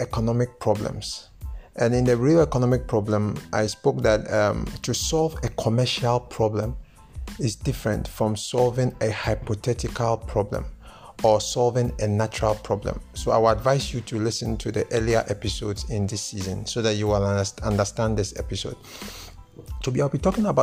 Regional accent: Ghana; I am a Ghanaian

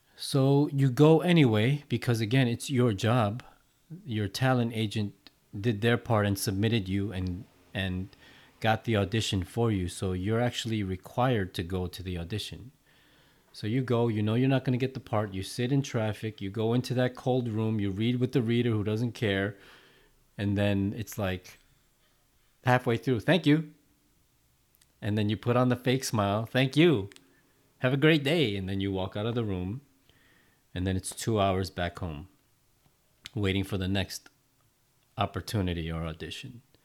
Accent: New York City, New York, United States; my hometown of Flushing, Queens

